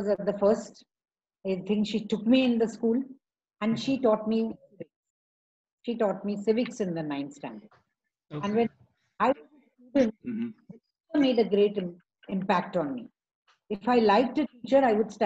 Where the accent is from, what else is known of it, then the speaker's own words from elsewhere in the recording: Pune, Maharashtra, India; also born or lived in Mumbai; So my grandmother took me to Pune. And Pune, I was, as I grew up, I was admitted in Convent of Jesus